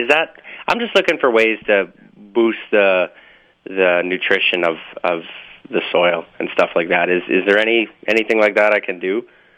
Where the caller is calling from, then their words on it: Portage la Prairie, Manitoba, Canada; I'm from Portage la Prairie.